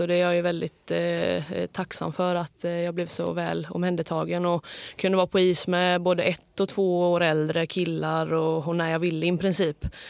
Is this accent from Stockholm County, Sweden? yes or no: no; Hälsö, Västra Götaland, Sweden; hemma på Hälsö